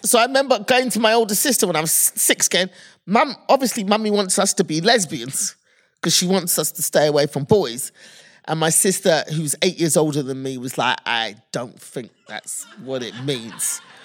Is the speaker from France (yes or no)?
no; United Kingdom; moved away as an adult; now in United States; as a kid 'cause I'm British